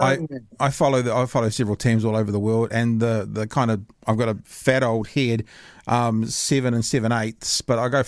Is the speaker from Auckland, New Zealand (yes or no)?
yes; Auckland, New Zealand; moved away; I grew up in Hillsborough, which is like one suburb beside Mangere.